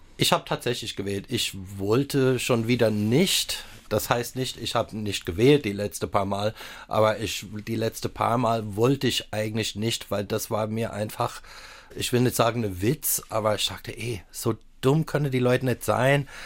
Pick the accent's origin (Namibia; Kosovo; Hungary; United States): United States; Southern California; German is a second language; moved away as an adult; also born or lived in Palatinate, Germany; now in Saarland, Germany; ich bin ja auch in Südkalifornien aufgewachsen